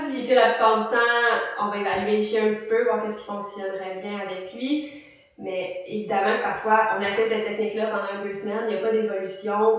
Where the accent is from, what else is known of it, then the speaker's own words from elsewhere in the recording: Mercier, Quebec, Canada; moi, je viens euh, de Ville-Mercier